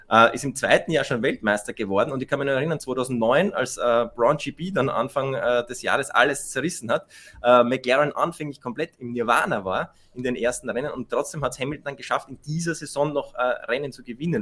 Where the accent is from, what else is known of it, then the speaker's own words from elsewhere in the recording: Austria; für uns Österreicher